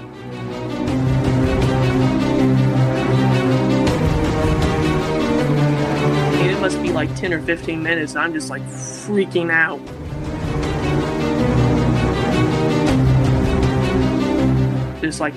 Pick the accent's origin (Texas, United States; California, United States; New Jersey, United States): Texas, United States; Amarillo; also born or lived in Houston, Texas; I'm from Amarillo, Texas. It's just where I was born